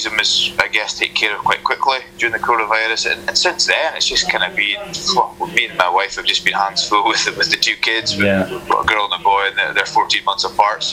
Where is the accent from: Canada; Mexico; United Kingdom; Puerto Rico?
United Kingdom; Newmarket, Scotland; also born or lived in United States; growing up in Newmarket, you know, the village where I grew up